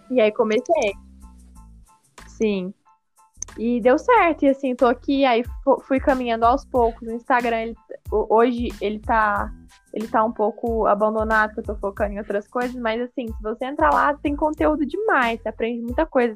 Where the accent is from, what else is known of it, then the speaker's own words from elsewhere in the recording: Lavras, Minas Gerais, Brazil; moved away as an adult; now in Uberaba, Brazil; eu vim pra Uberaba, né, eu sou do sul de Minas, chama Lavras, na minha cidade